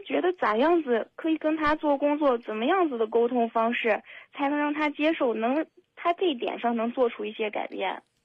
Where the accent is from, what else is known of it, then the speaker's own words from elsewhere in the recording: Henan, China; moved away as an adult; now in Xinjiang, China; 我是河南人，但是我在新疆工作，也就是离家特别远